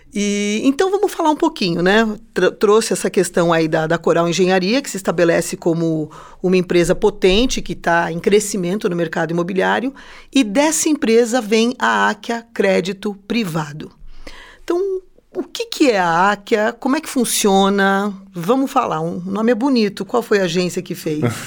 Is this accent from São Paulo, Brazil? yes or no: yes; São Paulo, Brazil; now in Curitiba, Brazil; eu sou de São Paulo, capital. E quando eu vim para cá